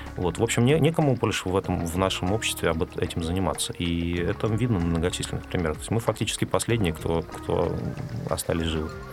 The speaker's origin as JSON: {"language": "Russian", "region": "Siberia", "country": "Russia", "tie": "born or raised there", "moved": "as an adult", "lives_now": "Moscow, Russia", "said": "я, я рос с подростком в Сибири"}